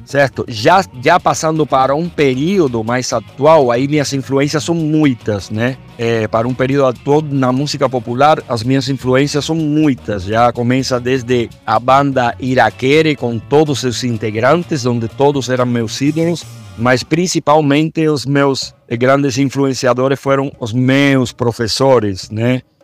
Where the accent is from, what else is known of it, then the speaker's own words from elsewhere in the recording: Cuba; moved away as an adult; also born or lived in Belo Horizonte, Brazil; now in Brazil; que é o meu país de origem